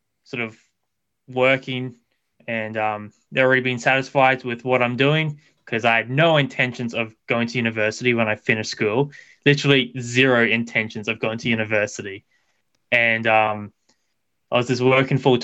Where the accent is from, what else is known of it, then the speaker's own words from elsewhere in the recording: north of Brisbane, southeastern Queensland, Australia; I live a little bit north of Brisbane, so in southeastern Queensland. Lived in this area my entire life, and yeah, that's exactly where I'm from.